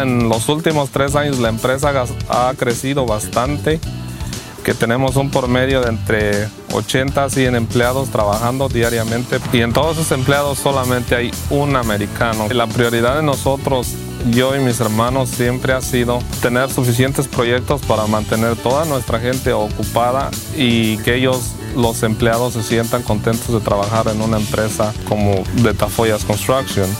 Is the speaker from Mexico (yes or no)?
yes; Guanajuato, Mexico; also born or lived in Phoenix, Arizona; now in United States; Yo soy de Guanajuato, México.